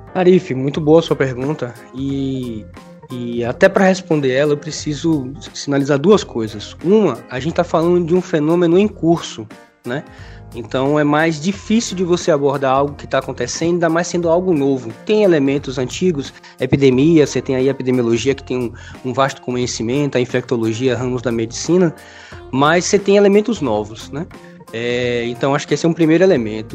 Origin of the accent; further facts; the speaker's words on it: Bahia, Brazil; also born or lived in Paraíba; sou baiano, né? Nordestino.